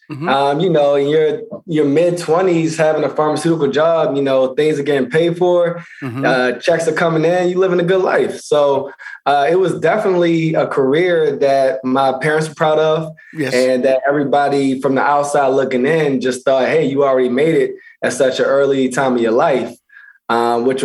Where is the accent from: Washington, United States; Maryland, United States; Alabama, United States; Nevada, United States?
Maryland, United States; Baltimore; moved away; also born or lived in Pennsylvania; Originally Baltimore, Maryland. And went to high school in Pennsylvania.